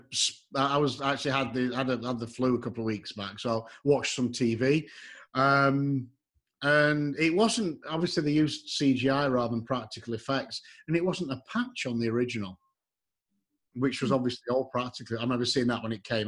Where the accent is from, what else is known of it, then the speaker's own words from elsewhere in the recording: Yorkshire and the Humber, United Kingdom; now in Texas, United States; I'm from Yorkshire